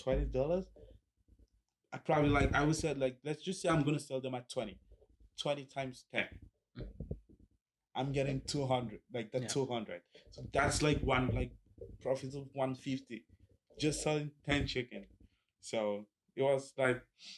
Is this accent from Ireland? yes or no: no; Cameroon; now in Kingston, Canada; So I grew up in the French part, because my dad, my parents are both teachers